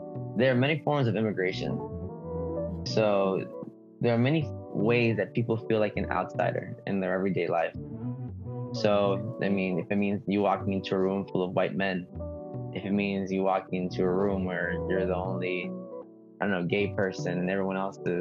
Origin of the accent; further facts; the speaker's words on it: United States; English is a second language; I am not undocumented. I was born in the United States